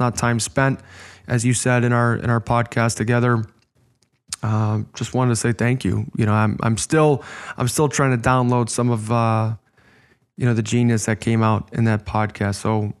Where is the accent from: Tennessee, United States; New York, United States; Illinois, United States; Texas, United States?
Illinois, United States; Chicago; You know, I'm from Chicago, and again, that North American coaching model is oftentimes based on penalizing mistakes.